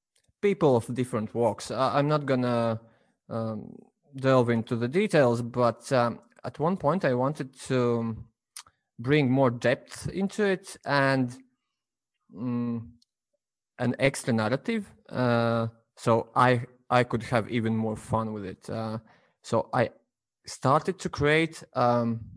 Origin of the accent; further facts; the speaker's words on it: Latvia; I'm from Latvia